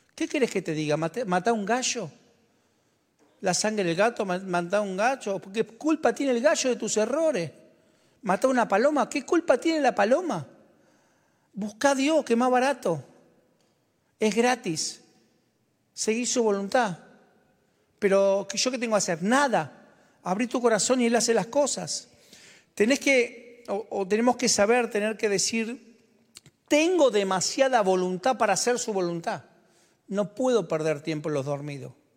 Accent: Argentina; como argentino, yo, en el 2001 nacieron mis trillizos

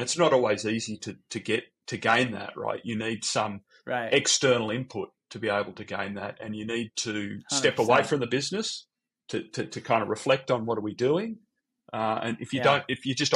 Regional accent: Sydney, New South Wales, Australia; accent: Australian; moved away; also born or lived in San Francisco; got the Australian accent. I'm from Sydney originally

